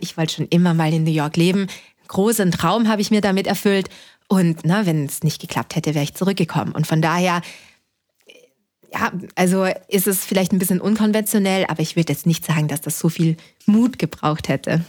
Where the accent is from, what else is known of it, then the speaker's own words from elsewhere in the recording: Linz, Upper Austria, Austria; now in Berlin, Germany; Ich bin in Österreich schon geboren